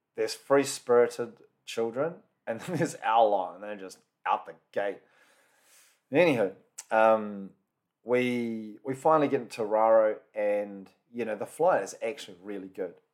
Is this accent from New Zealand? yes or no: yes; New Zealand; A lot of them are born and bred in New Zealand, can speak a small bit of the language, but definitely not fluent.